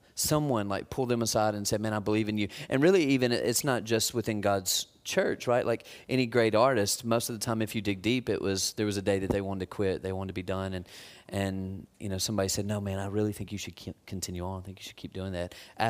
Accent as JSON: {"language": "English", "town": "Tupelo", "region": "Mississippi", "country": "United States", "tie": "born or raised there", "said": "There was a volunteer couple in my church growing up. I grew up in Tupelo, Mississippi."}